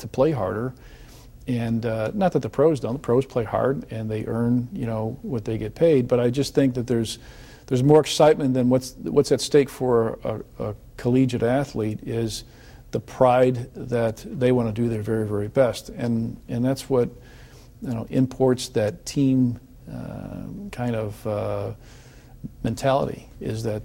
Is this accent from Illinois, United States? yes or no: yes; Chicago, Illinois, United States; moved away; when I was from Chicago, and I had the coach come to our high school